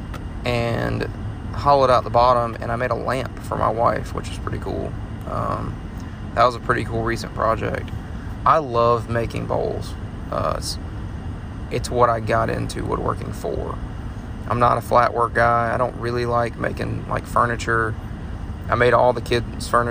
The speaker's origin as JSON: {"language": "English", "town": "Montgomery", "region": "Alabama", "country": "United States", "tie": "born or raised there", "said": "I'm from Alabama. I was born and raised in Montgomery. I was there for 20 years"}